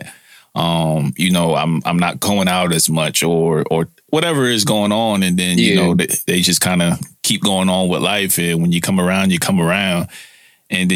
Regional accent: New York City, New York, United States; also born or lived in San Francisco Bay Area; I'm from Brooklyn

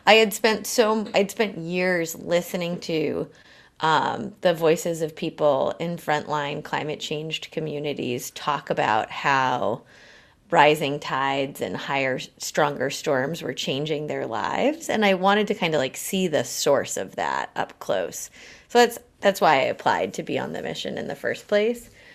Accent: New England, United States; moved away as an adult; also born or lived in Oregon / Vietnam / Colombia / New York City; I grew up in New England

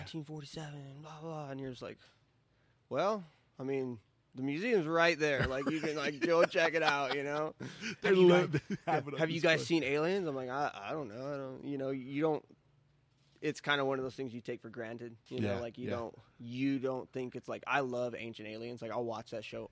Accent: Roswell, New Mexico, United States; moved away as an adult; now in Arizona, United States; I was pretty much native my whole life to New Mexico, Roswell primarily

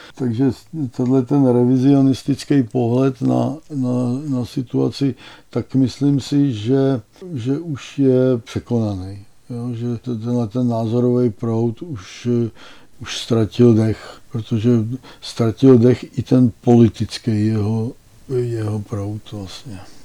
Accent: Teplice, Ústí nad Labem Region, Czechia; also born or lived in Plzeň / Konstantinovy Lázně / České Libchavy; já jsem byl z Teplic

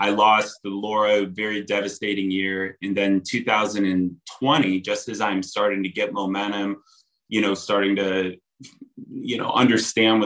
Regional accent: Akron, Ohio, United States; moved away as an adult; also born or lived in Chicago; I grew up in Akron, Ohio

